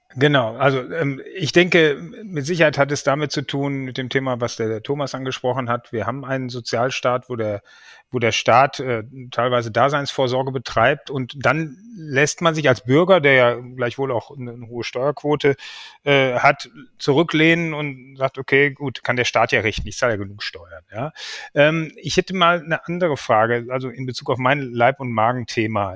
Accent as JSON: {"language": "German", "country": "Germany", "said": "uns ja alle als Deutsche"}